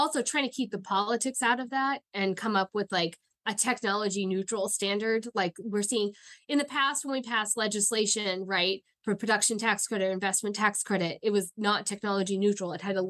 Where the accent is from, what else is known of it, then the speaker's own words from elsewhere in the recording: New York, United States; because I'm from New York and we don't like Indian Point.